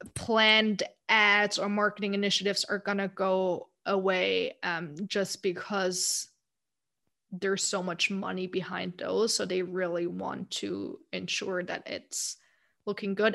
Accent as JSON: {"language": "English", "country": "Germany", "tie": "born or raised there", "also_born_or_lived": "United States", "moved": "as an adult", "said": "growing up in Germany"}